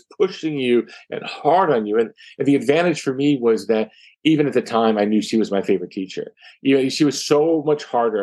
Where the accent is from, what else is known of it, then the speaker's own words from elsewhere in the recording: Atlantic Beach, Florida, United States; I grew up in Atlantic Beach, Florida.